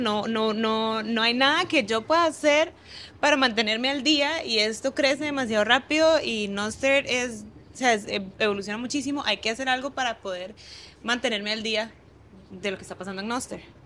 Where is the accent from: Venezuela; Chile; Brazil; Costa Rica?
Costa Rica; Guanacaste; moved away as an adult; also born or lived in Belize; Nosara es una playa en Costa Rica, en Guanacaste, que es donde yo nací.